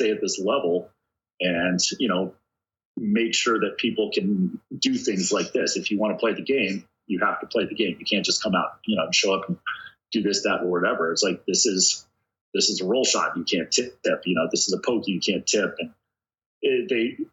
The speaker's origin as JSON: {"language": "English", "region": "Hawaii", "country": "United States", "tie": "born or raised there", "moved": "yes", "said": "growing up in Hawaii where I'm being chased by a bunch of Samoan guys"}